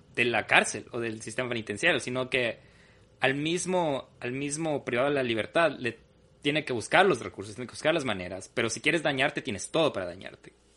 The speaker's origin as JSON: {"language": "Spanish", "region": "Loja", "country": "Ecuador", "moved": "yes", "said": "desde Loja y también representando a la tierra que extrañamos personalmente la Fabia y yo"}